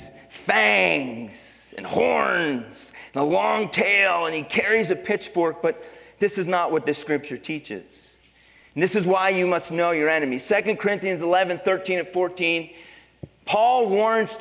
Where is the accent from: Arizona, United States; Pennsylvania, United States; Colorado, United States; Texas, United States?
Pennsylvania, United States; moved away; Growing up, I grew up in Pennsylvania